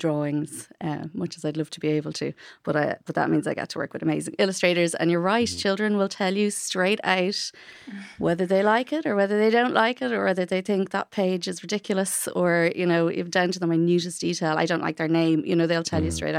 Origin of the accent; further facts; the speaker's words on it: Bray, County Wicklow, Ireland; first language English; I'm from Bray